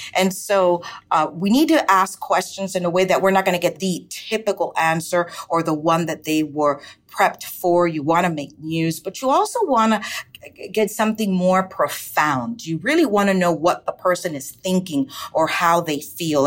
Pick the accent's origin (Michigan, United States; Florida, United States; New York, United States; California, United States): Florida, United States; Miami; also born or lived in Santiago de Cuba, Cuba; I grew up in Miami, Miami, Florida